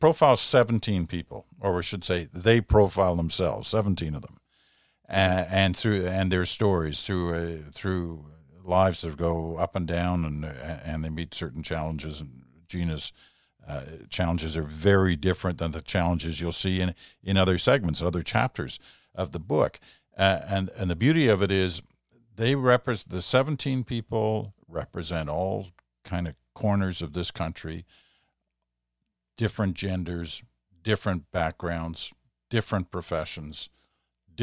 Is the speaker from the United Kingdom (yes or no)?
no; Canada